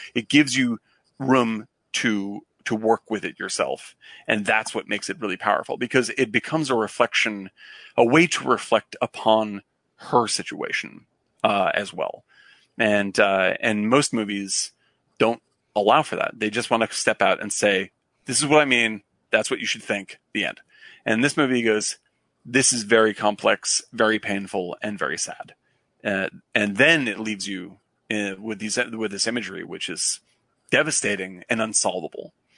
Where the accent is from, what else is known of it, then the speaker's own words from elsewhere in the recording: Chatham, Massachusetts, United States; I grew up in Cape Cod